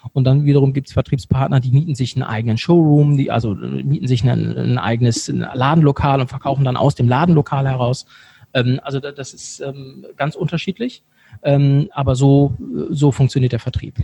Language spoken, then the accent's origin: German; Bremen, Germany; moved away as an adult; also born or lived in Cologne; now in Monheim, Germany; ich komme ursprünglich aus Bremen. Ich habe 20 Jahre lang in Bremen gewohnt